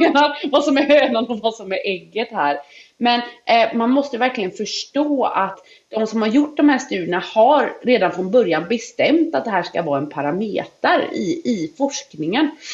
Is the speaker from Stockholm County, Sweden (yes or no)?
no; Gullholmen, Västra Götaland, Sweden; jag kommer ju från Gullholmen liksom. Där var det, vad ska man säga, det riktigt biter tag i en på vårkanten. Japp. Tänk dig, du vet när jag växte upp, vi hade inte rinnande vatten